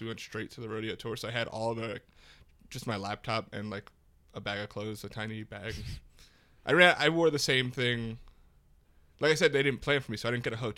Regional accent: Florida, United States; also born or lived in Queens, New York; now in New York, United States; I was born in Queens, yeah. And then raised in Florida

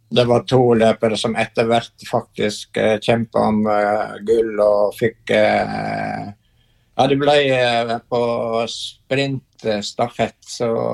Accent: Brekke parish, Vestland, Norway; moved away as an adult; also born or lived in Bergen / Canmore, Canada; jeg er født i Brekke sogn, som uh, er sted, det stedet hvor det regner mest i Norge

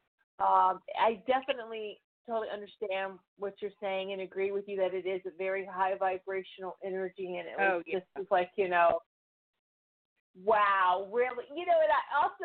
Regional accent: the South, United States; moved away; I'm actually from the south

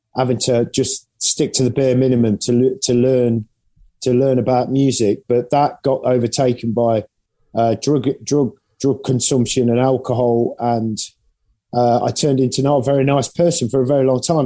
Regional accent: England, United Kingdom; now in Nottingham, United Kingdom; being English.

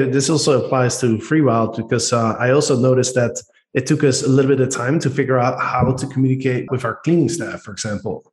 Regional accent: Netherlands; accent: Dutch; English is a second language; moved away; we as Dutch people, we have a very distinct accent.

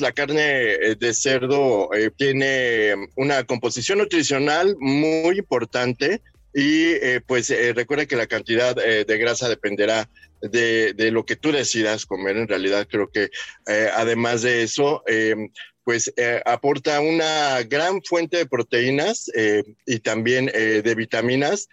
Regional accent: Mexico; como buenos mexicanos

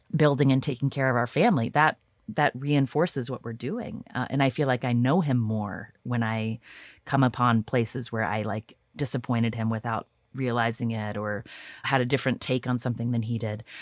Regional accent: United States; I'm an American

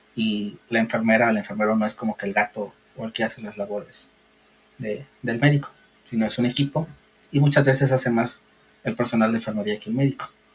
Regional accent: Guadalajara, Jalisco, Mexico; yo vivo en Guadalajara, pero no nací en Guadalajara, yo vivo desde los tres años aquí, pero yo siempre he dicho que soy tapatío

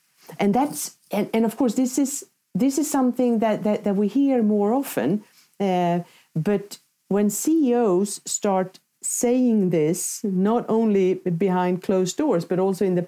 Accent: Sweden; my home country, Sweden

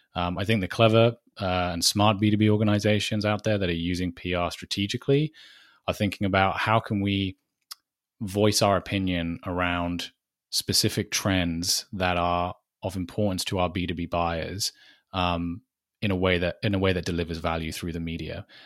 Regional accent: United Kingdom; accent: British; if the accent doesn't give it away, I am British

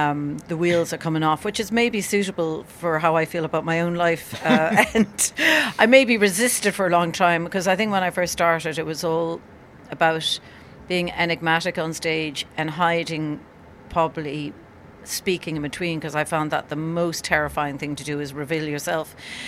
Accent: Cork, Munster, Ireland; I'm from Cork, a village in Ireland

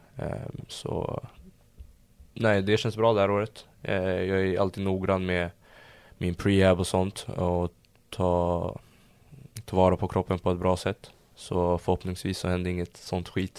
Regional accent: Stockholm, Stockholm County, Sweden; also born or lived in London / Södertälje; jag föddes i London. Ehm, så när de bröt så flyttade vi hem till mamma i Sverige. Och ehm, bodde jag i stan tills jag var kanske fyra fem Sen eh, i Södertälje när jag var sex, gick i förskolan där. Sen flyttade vi till Stureby när jag var sju år

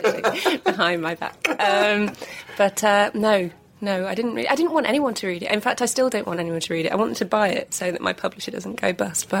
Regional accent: Wigan, North West England, United Kingdom; I come from Mardy Wigan.

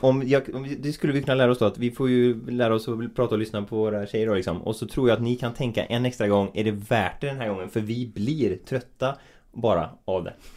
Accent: Bohuslän, Västra Götaland, Sweden; vi är från Bohuslän så vi säger ju mas

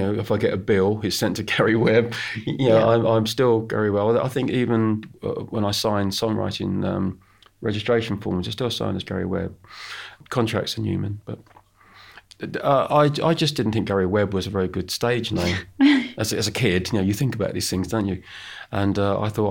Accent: United Kingdom; I'm British

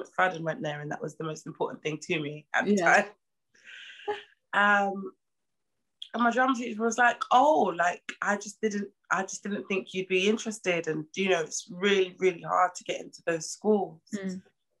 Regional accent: London, United Kingdom; I'm from East London

